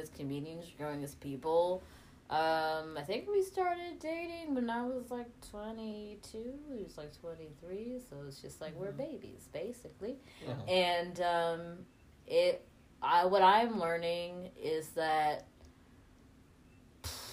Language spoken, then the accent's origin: English; Atlanta, Georgia, United States; moved away as an adult; now in Kansas City, United States; I grew up in Atlanta